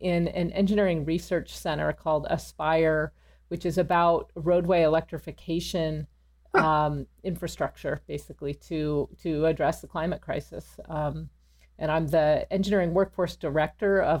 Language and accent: English; Pasadena, California, United States; moved away as an adult; also born or lived in Princeton, New Jersey; I grew up in Pasadena, so I was in the shadow of Caltech